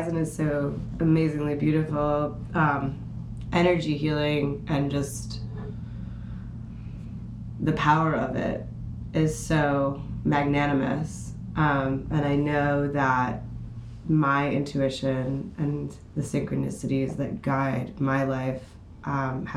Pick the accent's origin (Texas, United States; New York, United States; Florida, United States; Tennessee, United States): New York, United States; New York City; growing up in Manhattan is an experience in and of itself